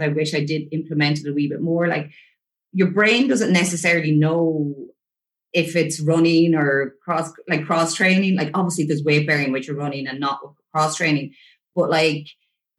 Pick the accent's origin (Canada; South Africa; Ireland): Ireland; growing up in Ireland